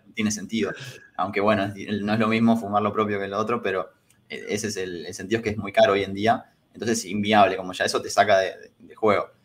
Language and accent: Spanish; San Pedro, Buenos Aires Province, Argentina; moved away as an adult; now in Buenos Aires, Argentina; cuando me vine a vivir acá a Capital, yo soy de San Pedro